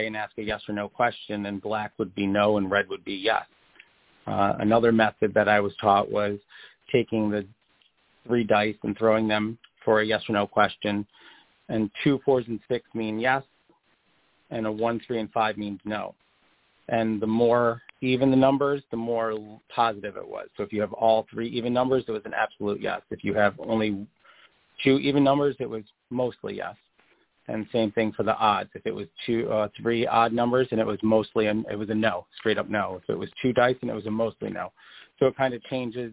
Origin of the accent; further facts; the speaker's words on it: New York, United States; when I was growing up in New York as a kid